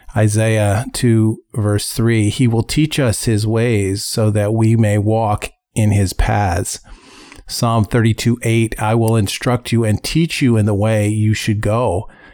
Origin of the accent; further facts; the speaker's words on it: United States; we as American citizens